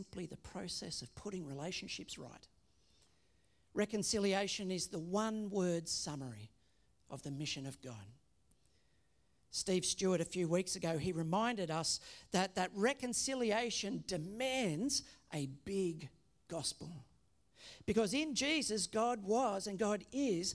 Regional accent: Australia; we say that we are Australian. That by citizenship, that we are associated with this country

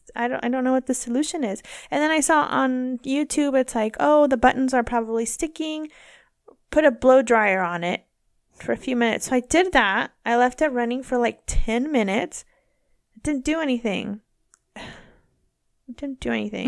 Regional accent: near Woodland, California, United States; Woodland, which is, like, near my hometown.

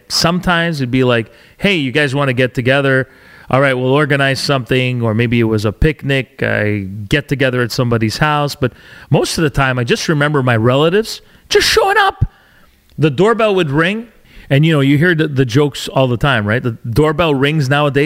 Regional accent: Canada; also born or lived in Alberta / Ontario / British Columbia; I'm a Canadian born to Italian parents

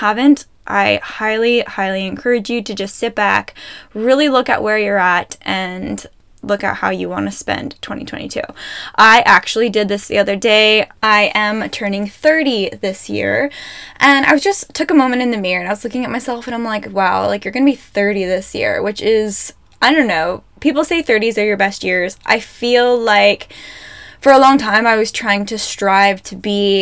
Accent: Ontario, Canada; now in Alberta, Canada; I'm from Ontario, I know the difference between Ontario winter and Alberta winter, and I remember living in Ontario

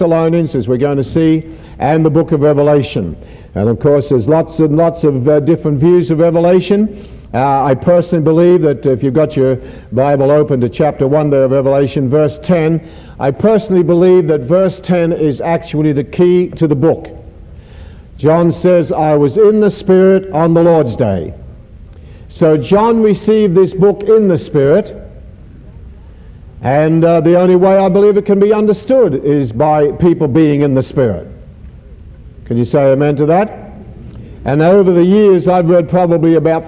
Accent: Australia; being an Australian

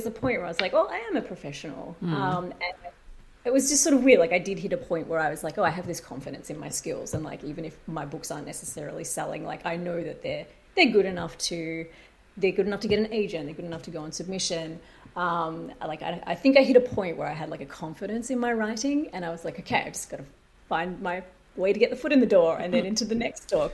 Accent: Australia; moved away as an adult; now in United States; I'm not Australian

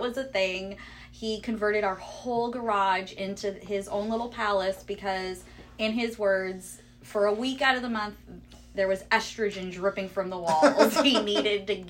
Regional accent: Long Beach, California, United States; born or raised there; also born or lived in Upland, California

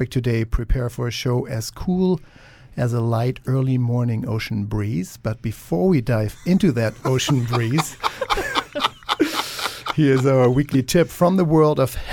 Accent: Germany; moved away; many summers in Germany where I grew up

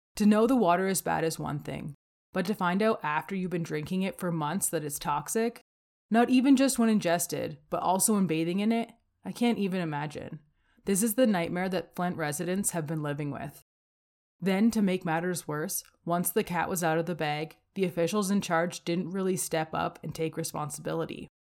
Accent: Windsor, Ontario, Canada; moved away as an adult; now in Calgary, Canada; I was born outside of Windsor, Ontario

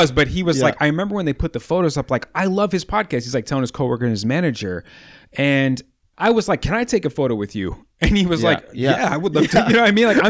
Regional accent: Midwest, United States; growing up in the Midwest in the wintertime and being slow at work in the wintertime at that.

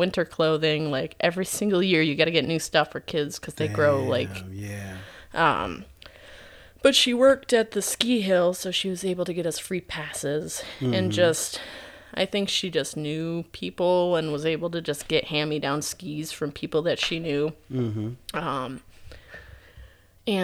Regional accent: Boyne City, Michigan, United States; also born or lived in Wixom, Michigan; I'm from Boyne. Well, yeah, I'm from Boyne. Originally from Wixom, Michigan.

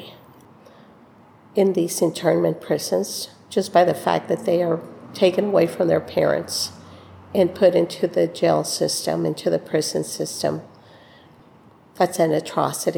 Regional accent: Rio Grande Valley, South Texas, United States; now in Austin, United States; I'm from Austin, originally from the Rio Grande Valley.

